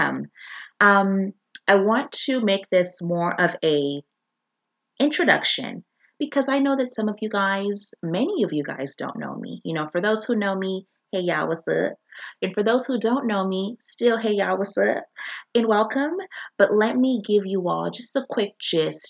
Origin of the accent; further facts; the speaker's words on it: Zambia; now in United States; I am a Black woman born and raised in Zambia